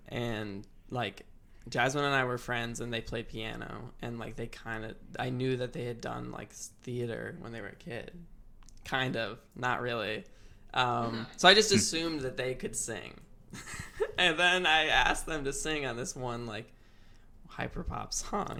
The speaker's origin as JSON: {"language": "English", "town": "Milwaukee", "region": "Wisconsin", "country": "United States", "tie": "born or raised there", "also_born_or_lived": "Chicago", "said": "was born in Chicago, but I grew up here in Milwaukee."}